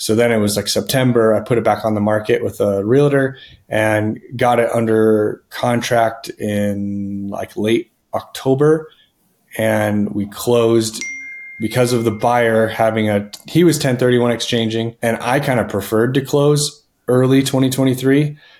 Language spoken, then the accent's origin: English; Denver, Colorado, United States; I am from Denver, Colorado